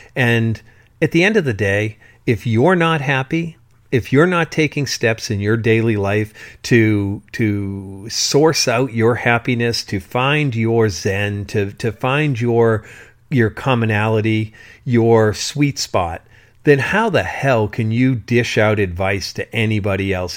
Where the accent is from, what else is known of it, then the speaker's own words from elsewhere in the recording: South Shore of Massachusetts, United States; when I was going to Sunday school, in the Catholic religion in the South Shore of Massachusetts